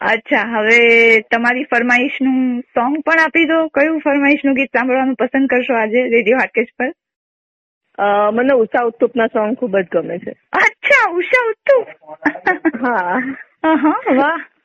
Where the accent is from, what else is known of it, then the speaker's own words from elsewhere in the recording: Junagadh, Gujarat, India; moved away as an adult; now in Vadodara, India; અમે જુનાગઢ ના છીએ